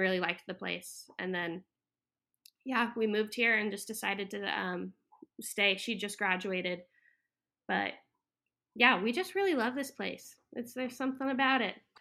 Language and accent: English; Florida, United States; moved away as an adult; also born or lived in Texas / Hawaii / Colorado; now in Wilmington, United States; I grew up in Florida, um, yeah, from, like, kindergarten through the year and a half of college